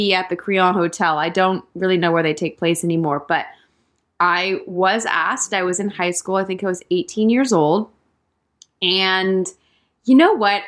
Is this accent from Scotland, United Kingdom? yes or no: no; West Sussex, South East England, United Kingdom; I was born in West Sussex in England, in the countryside, and I grew up there